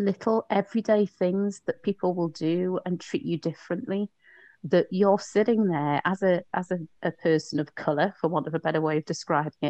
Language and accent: English; Newcastle upon Tyne, North East England, United Kingdom; also born or lived in Leicester; when I was growing up in Newcastle